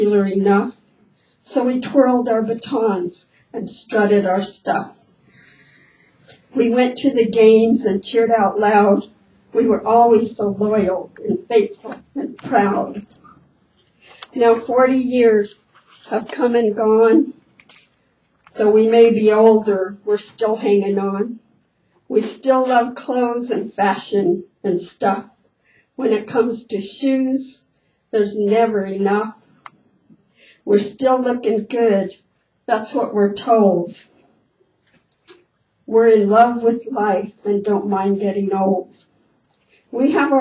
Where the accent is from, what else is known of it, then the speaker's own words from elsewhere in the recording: Idaho, United States; I have an identical twin sister. We grew up in Idaho